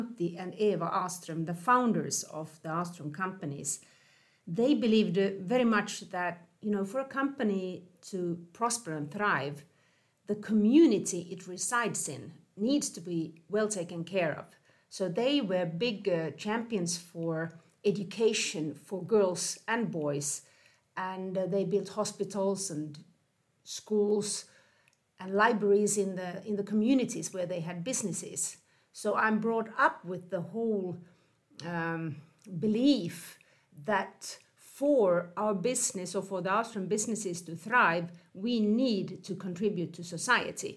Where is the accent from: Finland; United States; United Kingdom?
Finland; moved away as an adult; I grew up in Finland, but I have lived in 10 different countries on four continents over a 10-20-year period